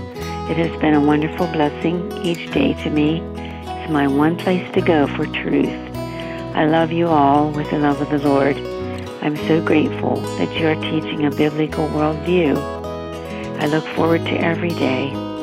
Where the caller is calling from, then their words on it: Moundsville, West Virginia, United States; I am calling from Moundsville, West Virginia.